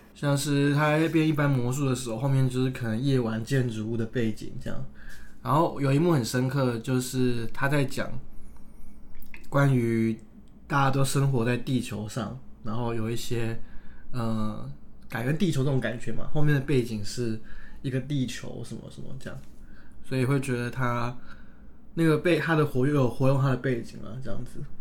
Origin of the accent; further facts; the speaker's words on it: Taiwan; 因为我是台湾人嘛